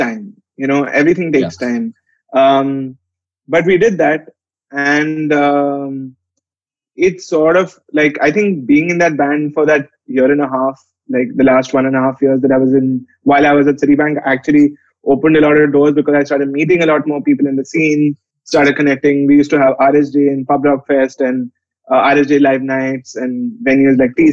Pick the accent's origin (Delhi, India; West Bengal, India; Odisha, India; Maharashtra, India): Delhi, India; I've lived in Delhi since the age of six and went to college in Delhi as well.